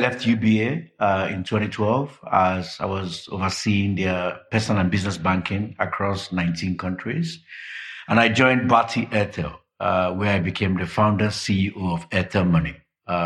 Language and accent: English; Nigeria; also born or lived in London / Johannesburg; I'm Nigerian. We're known for being aggressive, being highly knowledgeable, and wanting to do what should be done in 3 weeks' time.